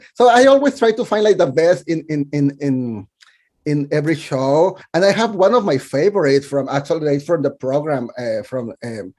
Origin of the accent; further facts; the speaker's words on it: Mexico; English is a second language; moved away as an adult; now in New York City, United States; I was born and raised in Mexico